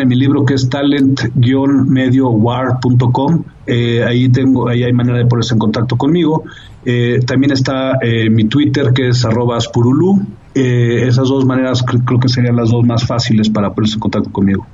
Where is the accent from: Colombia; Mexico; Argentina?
Mexico; tengo un orgullo fuerte de ser mexicano